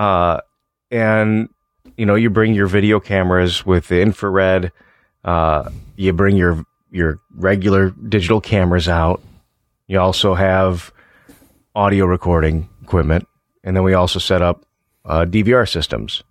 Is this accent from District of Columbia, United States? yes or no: no; Illinois, United States; also born or lived in LaSalle-Peru, Illinois (Starved Rock area); I'm from Illinois